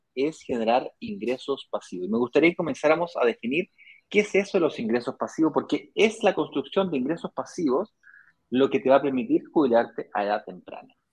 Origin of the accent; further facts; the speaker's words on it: Chile; Soy chileno